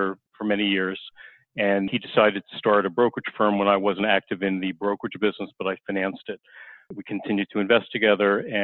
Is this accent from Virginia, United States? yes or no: no; Long Island, New York, United States; I grew up on Long Island